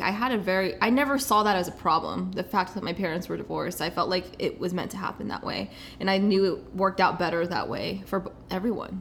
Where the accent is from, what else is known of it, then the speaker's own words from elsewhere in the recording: Kansas City, Missouri, United States; moved away as an adult; now in Los Angeles, United States; I am from Kansas City, born and raised